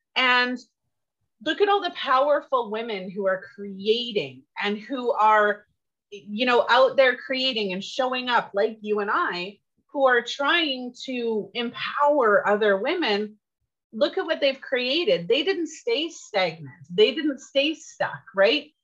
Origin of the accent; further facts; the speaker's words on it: Canada; I'm Canadian and I tried to learn French